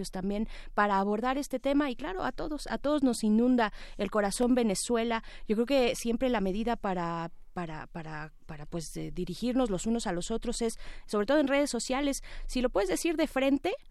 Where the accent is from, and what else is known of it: Mexico